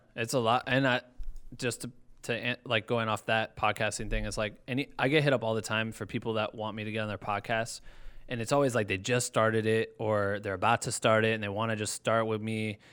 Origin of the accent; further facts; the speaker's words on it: Iowa, United States; now in Los Angeles, United States; I'm from Iowa